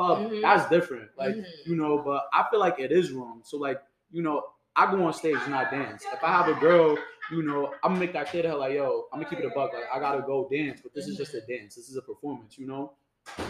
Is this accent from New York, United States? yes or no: yes; New York City, New York, United States; I'm from the Bronx